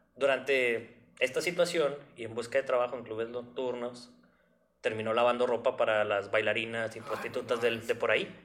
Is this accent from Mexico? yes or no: yes; northern Mexico, Mexico; una persona de, del norte de México